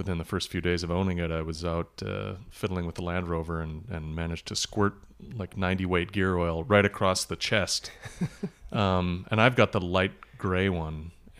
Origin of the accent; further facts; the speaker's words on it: Milwaukee, Wisconsin, United States; also born or lived in Illinois, United States; now in Minneapolis, United States; No, I was born in Illinois, and then when I was a little kid, we moved to Wisconsin, and I spent kind of most of my teen years and high school days in Milwaukee, the Milwaukee area